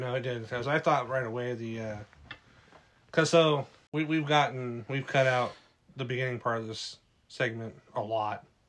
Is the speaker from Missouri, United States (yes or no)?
no; California, United States; I grew up in California